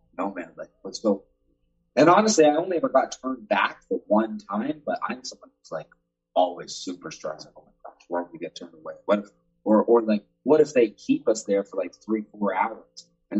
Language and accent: English; Canada; I'm not going to bring American money back to Canada.